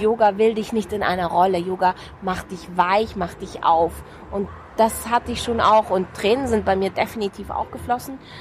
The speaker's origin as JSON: {"language": "German", "town": "Munich", "region": "Bavaria", "country": "Germany", "tie": "born or raised there", "said": "das ist mein Pflaster, mein, mein Geburtsort, meine Heimatstadt, hier geboren"}